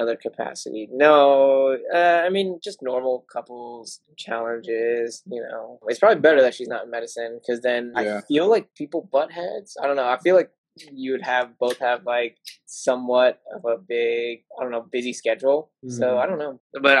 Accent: Oklahoma City, Oklahoma, United States; moved away as an adult; also born or lived in Texas; now in Cleveland, United States; I was born in Texas, grew up in Oklahoma City. And then I randomly landed in Cleveland, Ohio for my residency. So I live in Cleveland, Ohio.

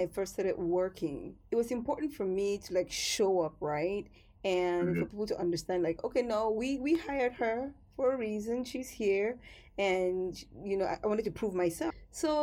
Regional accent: Cameroon; growing up in Cameroon

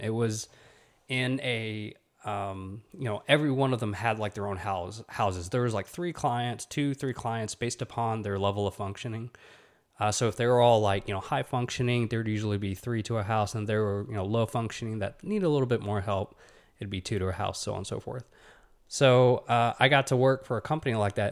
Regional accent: Huntsville, Alabama, United States; I'm from Huntsville, Alabama. You know, I'm an Alabama kid

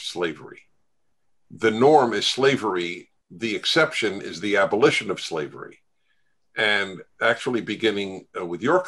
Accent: United States; as an American Jew, that I am a member of two chosen peoples.

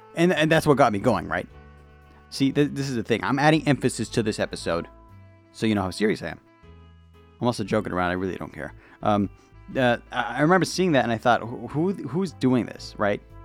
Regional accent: United States; I'm an American

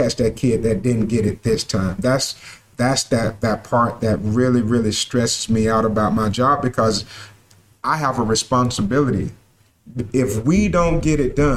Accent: Sparta, Georgia, United States; I'm glad to be back in my hometown.

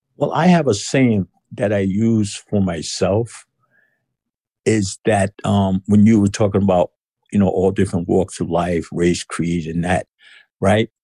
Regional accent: New York City, New York, United States; moved away as an adult; now in West Virginia, United States; I was born in Brooklyn, New York

